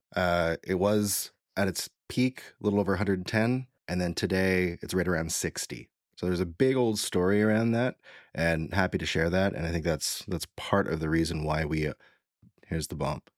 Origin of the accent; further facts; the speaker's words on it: Canada; I'm from Canada